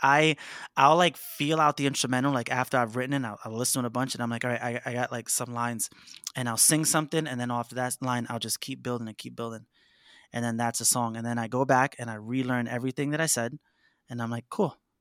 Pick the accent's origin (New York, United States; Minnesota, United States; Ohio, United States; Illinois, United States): New York, United States; New York City; I grew up in Harlem, New York City, um, surrounded by, like, rappers growing up